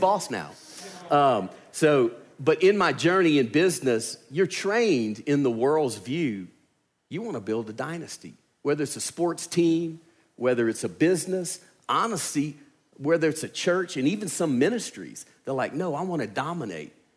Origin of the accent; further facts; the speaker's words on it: Louisiana, United States; accent: southern; moved away as an adult; now in Alabama, United States; I'm from Louisiana